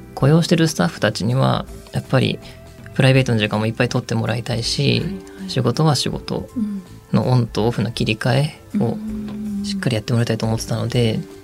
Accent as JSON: {"language": "Japanese", "region": "Ibaraki", "country": "Japan", "tie": "born or raised there", "said": "地元僕茨城県なんですけど"}